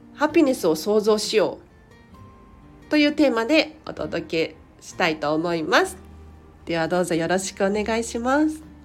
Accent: Tokyo, Japan; 東京生まれ東京育ちでディズニーシーに住みたいミニマリスト

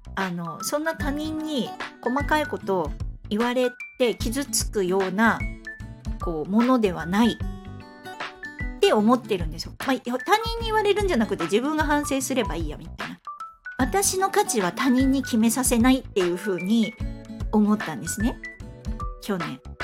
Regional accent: Fukuoka, Japan; moved away; 地元が福岡なんですけど福岡に帰った時に

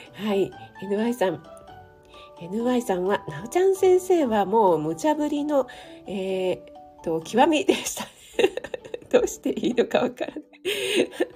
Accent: Kanagawa, Japan; 出身地、一応神奈川県のちょっと、ちょっと田舎、でも都会だったんですね

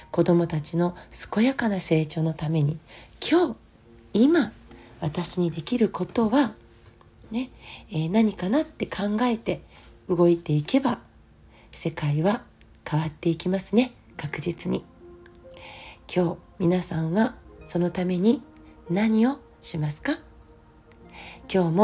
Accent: Japan; first language Japanese; 私たちで言えば日本語っていうのは生涯にわたって影響を与えていくわけですよね。

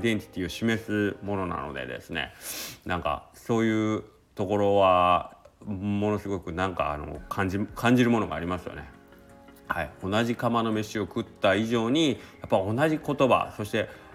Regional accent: Kagawa, Japan; also born or lived in Osaka; 僕が香川出身

